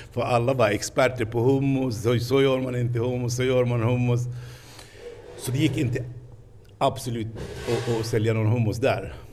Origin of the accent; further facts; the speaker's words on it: Palestine; Swedish is a second language; moved away as an adult; now in Stockholm, Sweden; jag kommer från Palestina.